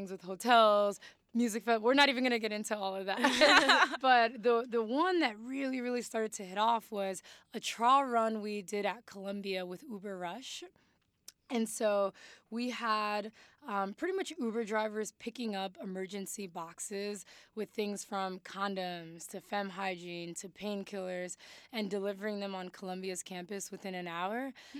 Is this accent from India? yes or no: no; Mali; Parents were like, what are you doing? Like, again, like, we came from Mali.